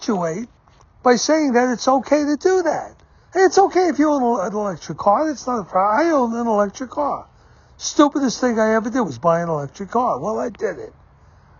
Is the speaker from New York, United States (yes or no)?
yes; New York City, New York, United States; I grew up in New York City